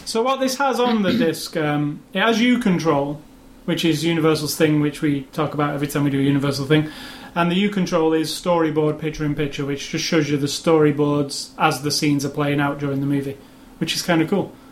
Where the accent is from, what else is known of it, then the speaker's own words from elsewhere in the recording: Manchester, North West England, United Kingdom; Captain America it was filmed in my hometown of Manchester